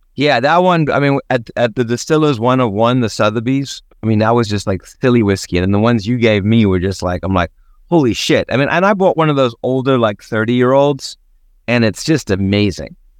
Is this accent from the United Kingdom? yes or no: no; South Africa; growing up in South Africa